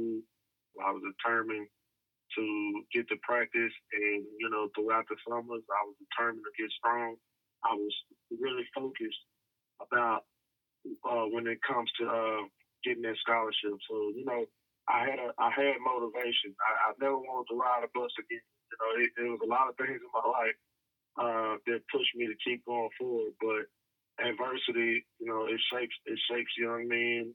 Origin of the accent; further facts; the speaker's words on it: Dallas, Texas, United States; I was just a kid growing up in South Dallas, the southern sector of Dallas, urbanized Dallas